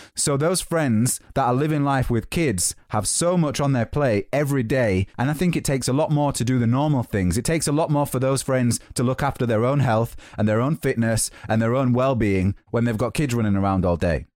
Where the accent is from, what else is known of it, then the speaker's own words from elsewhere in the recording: Yorkshire and the Humber, United Kingdom; moved away as an adult; now in London, United Kingdom; I'm from Yorkshire.